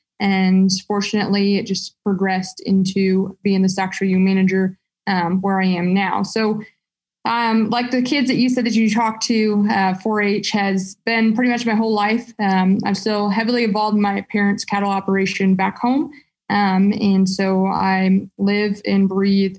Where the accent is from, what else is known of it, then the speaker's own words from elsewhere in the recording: Michigan, United States; moved away as an adult; also born or lived in West Virginia; I grew up in Michigan